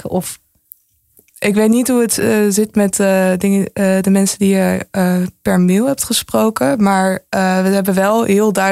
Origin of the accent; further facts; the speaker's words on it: Netherlands; ik ben gewoon een Chinees-Nederlander